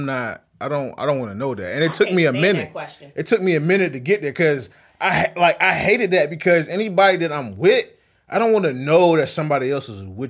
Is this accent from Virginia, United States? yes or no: yes; Virginia Beach, Virginia, United States; I'm from Virginia Beach